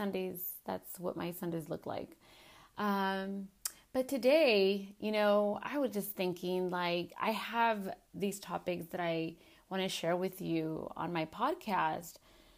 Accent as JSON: {"language": "English", "region": "California", "country": "United States", "tie": "born or raised there", "said": "as a little girl, growing up in California and not being able to see my grandmothers and my grandpa because they couldn't unfortunately cross over, it sucked"}